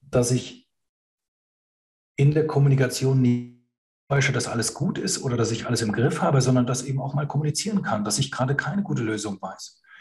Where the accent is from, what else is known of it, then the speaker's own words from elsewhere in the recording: Germany; in der Nachkriegsgeneration bei uns in Deutschland